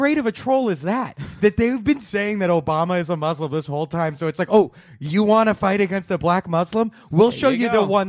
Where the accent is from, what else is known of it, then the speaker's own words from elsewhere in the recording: Minnesota, United States; I'm from Minnesota.